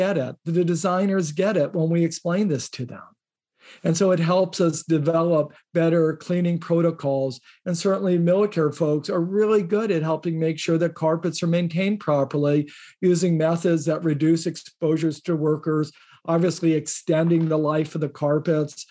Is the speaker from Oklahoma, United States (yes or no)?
no; Indiana, United States; I grew up in Indiana